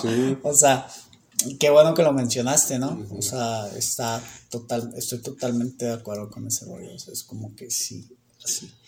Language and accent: Spanish; Mexico